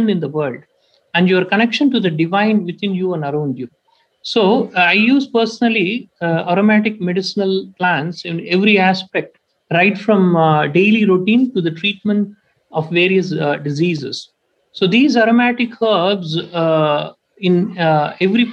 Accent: Tamil Nadu, India; my hometown, is in Tamil Nadu state. So in my hometown, I was born and brought up in a village

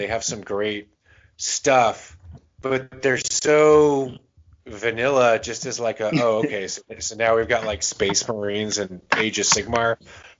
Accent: the South, United States; I grew up in the South

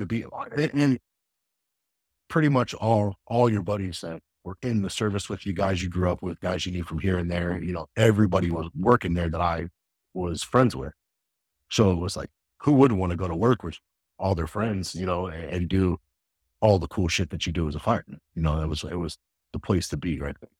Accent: Akron, Ohio, United States; I grew up in Akron, Ohio.

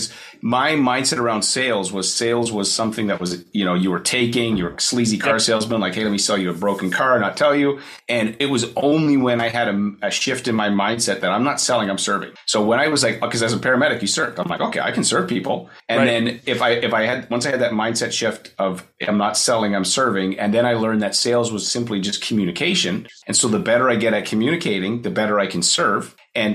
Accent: Kelowna, British Columbia, Canada; Kelowna, it's Kelowna, Canada. It's near Vancouver on the West Coast.

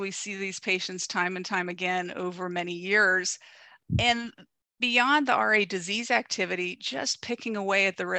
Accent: Ohio, United States; now in Southern California, United States; I'm from the Midwest. I know beef and potatoes. Grew up in Ohio.

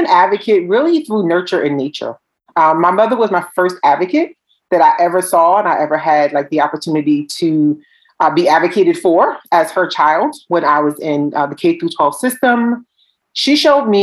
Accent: Newark, New Jersey, United States; I'm from Newark, New Jersey

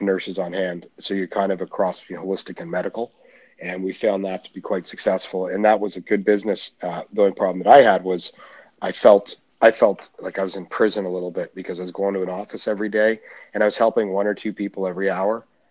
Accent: Canada; I'm Canadian

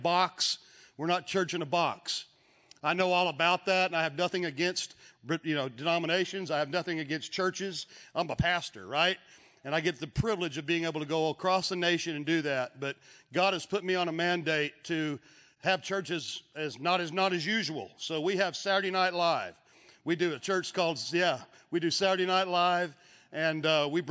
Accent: Texas, United States; I'm from Texas

